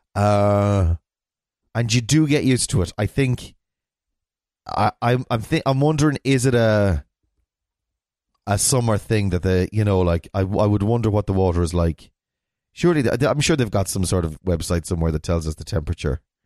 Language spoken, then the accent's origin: English; Ballina, Connacht, Ireland; I'm from Ballina, which is in a town in the west of Ireland.